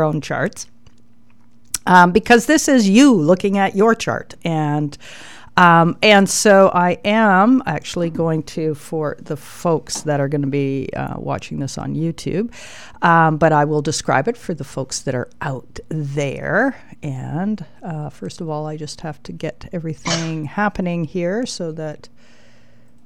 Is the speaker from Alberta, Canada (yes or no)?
yes; Calgary, Alberta, Canada; I was born on November the 11th, 1953 in Calgary, Alberta